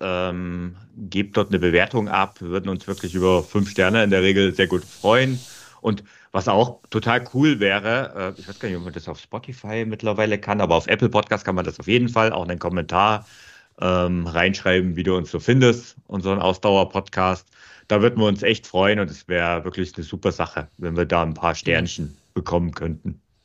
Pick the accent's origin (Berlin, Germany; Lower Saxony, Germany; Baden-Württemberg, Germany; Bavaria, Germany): Bavaria, Germany; bei uns in Bayern